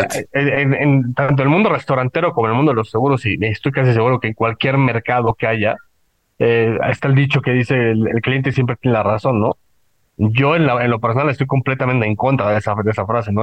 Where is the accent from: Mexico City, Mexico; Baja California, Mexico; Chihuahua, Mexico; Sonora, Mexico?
Mexico City, Mexico; also born or lived in Puebla; yo no vivía en Puebla, yo vivía en, bueno, yo soy de la Ciudad de México